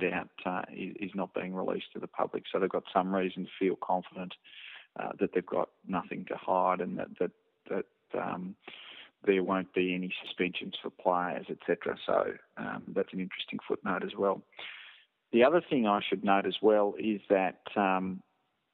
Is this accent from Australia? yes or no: yes; Australia; I'm Australian